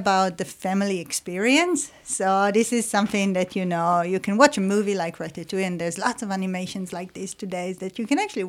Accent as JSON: {"language": "English", "country": "Israel", "moved": "yes", "said": "so I'm from Israel, so in the Israeli culture or the Jewish culture"}